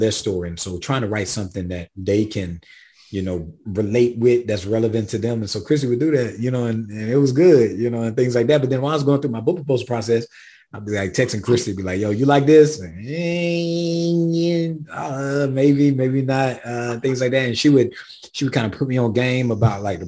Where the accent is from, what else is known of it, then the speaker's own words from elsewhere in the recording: South Carolina, United States; I'm from the South. I'm from South Carolina. I'm from the Black Rural South, in between St. Matthew, South Carolina, Swansea, South Carolina, and Sandy Run.